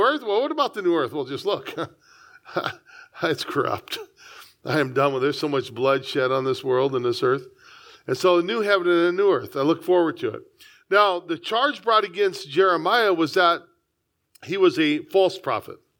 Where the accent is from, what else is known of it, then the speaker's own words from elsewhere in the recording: San Diego, California, United States; I was born here, I love it. Born in the, the finest city in the United States